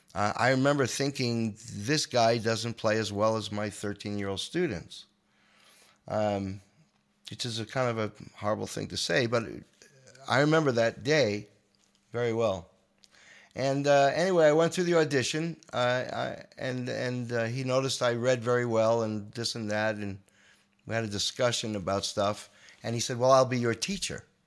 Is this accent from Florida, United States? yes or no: no; Long Island, New York, United States; I'm a boy from Long Island